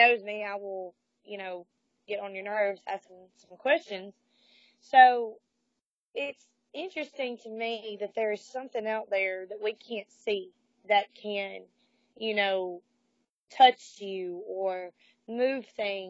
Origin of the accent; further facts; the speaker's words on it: the South, United States; especially growing up in the South, like, I didn't necessarily feel like I fit in down here.